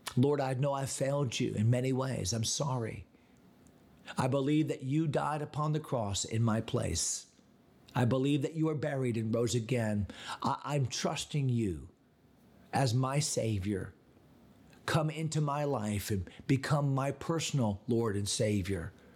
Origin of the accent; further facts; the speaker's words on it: Connecticut, United States; moved away; my home state of Connecticut